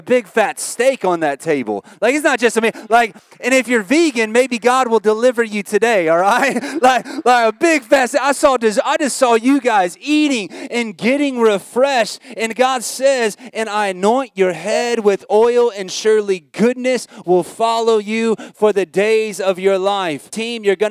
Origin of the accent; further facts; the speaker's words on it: United States; moved away as an adult; now in Australia; I'm American